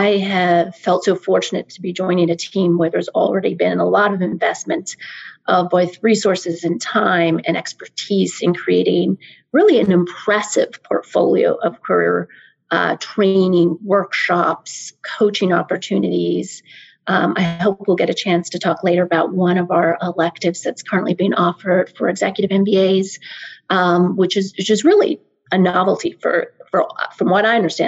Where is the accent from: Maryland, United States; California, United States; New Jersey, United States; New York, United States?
Maryland, United States; I'm originally from the DC area. I'm a local. I grew up in Maryland